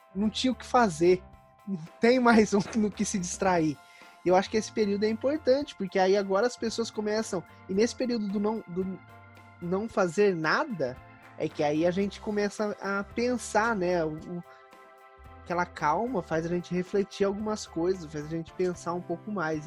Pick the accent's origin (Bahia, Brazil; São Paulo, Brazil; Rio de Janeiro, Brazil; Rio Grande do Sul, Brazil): São Paulo, Brazil; Campinas; Como eu sou aqui de Campinas